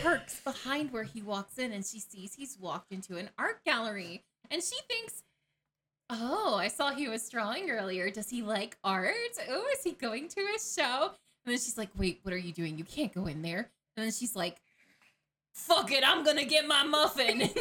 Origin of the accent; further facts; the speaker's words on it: Atlanta, Georgia, United States; growing up in Atlanta